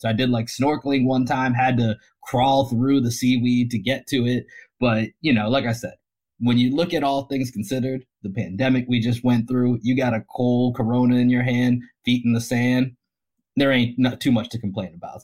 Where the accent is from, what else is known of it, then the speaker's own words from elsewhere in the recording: Boston, Massachusetts, United States; now in Austin, United States; we're from Dorchester